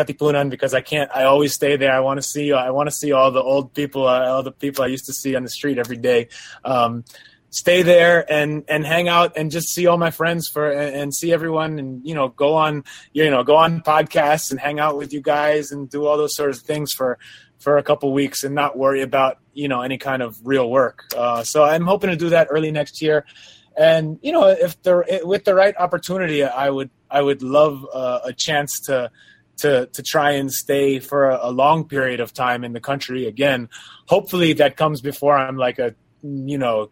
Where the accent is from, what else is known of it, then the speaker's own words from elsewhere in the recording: New York, United States; moved away as an adult; also born or lived in Quezon City, Philippines; now in Los Angeles, United States; I live in LA right now, but I'm originally from New York